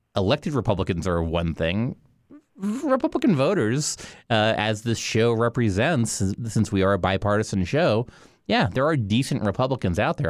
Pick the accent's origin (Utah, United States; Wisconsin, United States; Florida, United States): Florida, United States; Miami; I grew up in Miami.